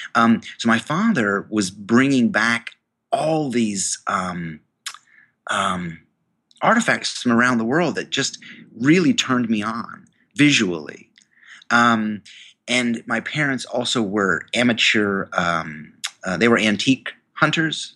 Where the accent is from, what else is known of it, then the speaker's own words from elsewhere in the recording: New York, United States; I went to the university in my hometown, um, a state university of New York.